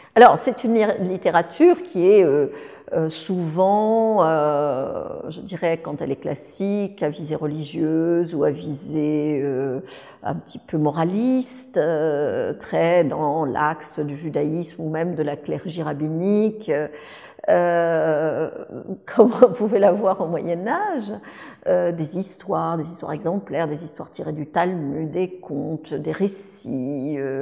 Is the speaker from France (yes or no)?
yes; France; je suis française